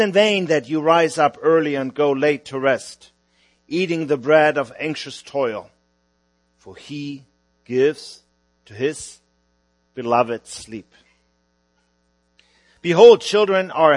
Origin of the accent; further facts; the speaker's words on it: Hamburg, Germany; moved away as an adult; now in Vienna, Austria; I'm from Hamburg, Germany, although we are ministering about 10 hours south of Hamburg now in Vienna, Austria.